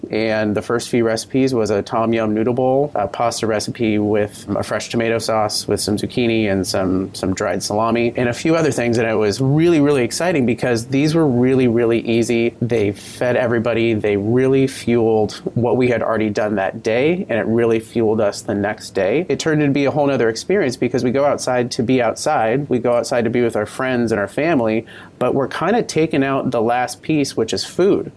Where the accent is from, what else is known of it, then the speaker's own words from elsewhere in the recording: Port Angeles, Washington, United States; moved away as an adult; also born or lived in Midwest / Napa Valley, California; I grew up in Port Angeles, Washington, at the base of uh, the Olympic National Park